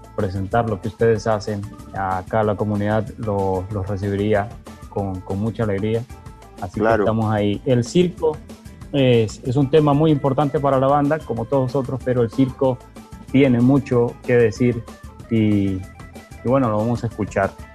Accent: El Salvador; also born or lived in Nicaragua; yo nací en Nicaragua y mis padres se volvieron de regreso a El Salvador durante el proceso de, paz en el 91 y vine a conocer acá. Así que me, eh, me fui formando en el Bajo Lempa

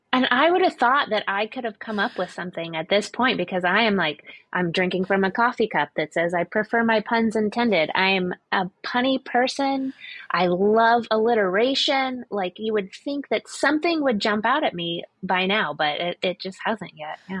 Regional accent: Florida, United States; I grew up in Florida

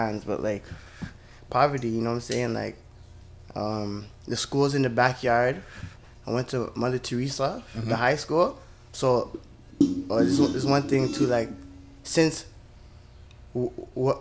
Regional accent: Toronto, Ontario, Canada; growing up in Malvern, it's scary

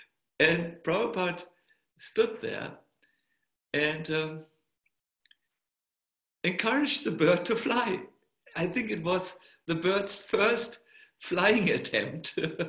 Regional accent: Germany; accent: German; English is a second language; My German accent was extremely strong at that time. Now it's only 20%. It used to be 100% when I was.

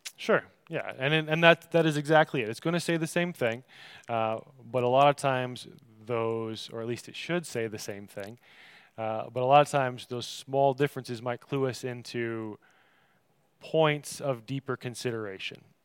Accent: Michigan, United States; I come from Michigan, so a fizzy soda fountain drink is called pop to us

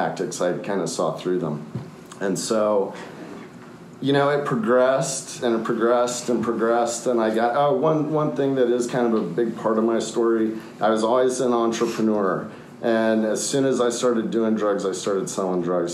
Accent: Austin, Texas, United States; also born or lived in Minneapolis, Minnesota; we came to Austin in 1975. And so I grew up here, spent almost my entire life here

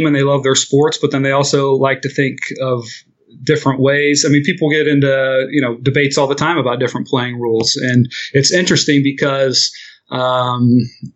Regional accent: Middletown, Ohio, United States; also born or lived in Dayton, Ohio; I'm from a city called Middletown, which is named that because it's directly between Cincinnati and Dayton. And that's where I grew up and lived there pretty much through high school

